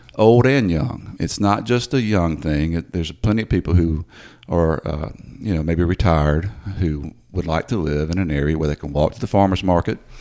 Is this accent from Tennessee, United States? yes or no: yes; Memphis, Tennessee, United States; moved away as an adult; also born or lived in Greenville, Mississippi / Clarksdale, Mississippi; now in Hernando, United States; I grew up in the Whitehaven area